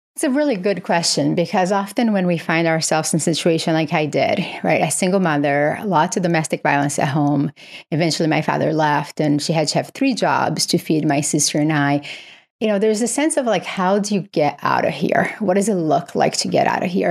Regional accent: Brazil; moved away; I grew up in Brazil

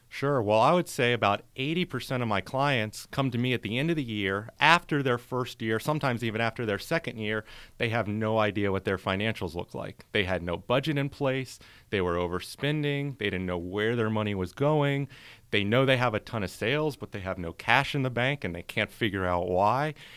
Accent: North Carolina, United States; moved away as an adult; also born or lived in New Orleans, Louisiana; now in Tampa, United States; born there, moved to North Carolina in my elementary school days and then went to college in North Carolina

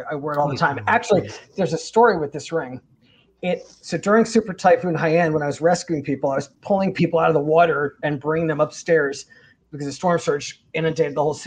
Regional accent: California, United States; now in Mississippi, United States; being a Californian living in Mississippi

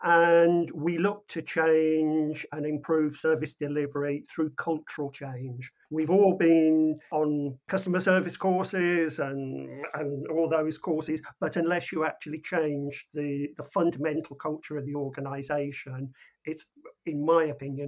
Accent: United Kingdom; we're British.

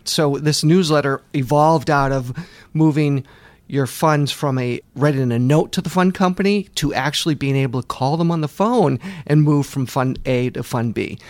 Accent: Boston, Massachusetts, United States; I grew up in the Boston area, went to Babson College

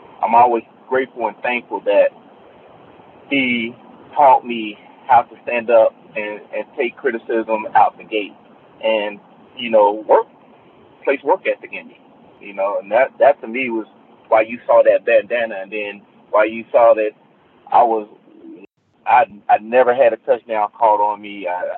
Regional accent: Cincinnati, Ohio, United States; I was from Cincinnati, so I wasn't used to the Florida guys at that point

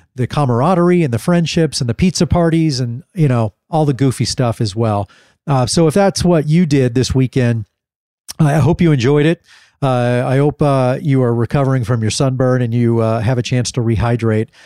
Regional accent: Dallas, Texas, United States; growing up in, uh, in Dallas, Texas

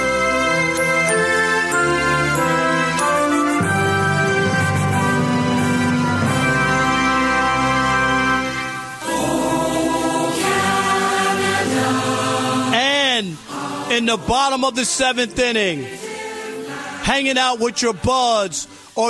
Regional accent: New York, United States; moved away as an adult; also born or lived in Cincinnati / Detroit; I left my hometown of New York to go to Cincinnati

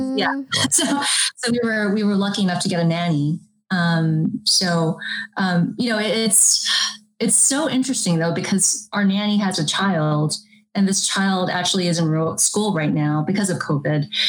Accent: United States; I was born here in the United States

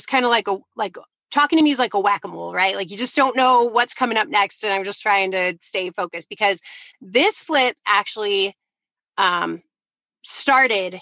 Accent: Detroit, Michigan, United States; moved away as an adult; now in Grand Rapids, United States; We grew up in Detroit area

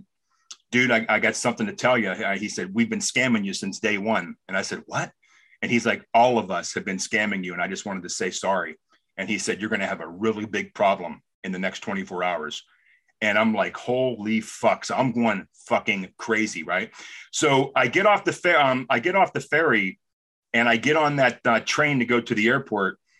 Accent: Los Angeles, California, United States; When I was really from Los Angeles

